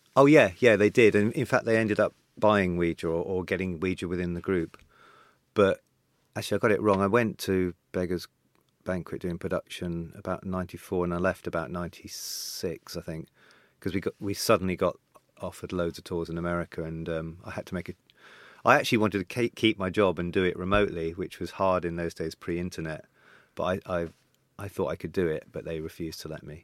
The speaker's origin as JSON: {"language": "English", "area": "Devon", "region": "South West England", "country": "United Kingdom", "tie": "born or raised there", "also_born_or_lived": "St. John's, Newfoundland, Canada", "said": "I went to school in, in Devon"}